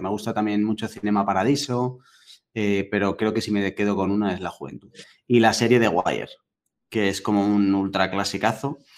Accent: Madrid, Community of Madrid, Spain; yo soy de, aquí, de Madrid de toda la vida

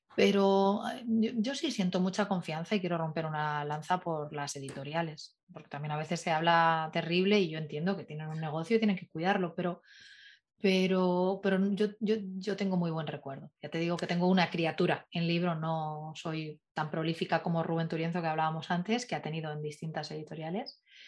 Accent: Madrid, Community of Madrid, Spain; siendo madrileña

